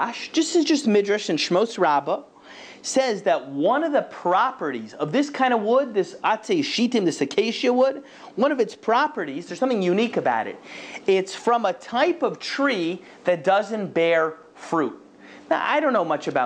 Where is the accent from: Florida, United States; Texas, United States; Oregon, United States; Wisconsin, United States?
Florida, United States; Boca Raton; moved away; I grew up in Boca Raton, Florida.